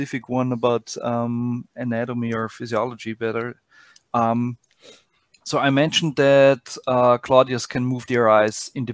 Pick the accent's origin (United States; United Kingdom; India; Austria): Austria; I'm from Austria, from Middle Europe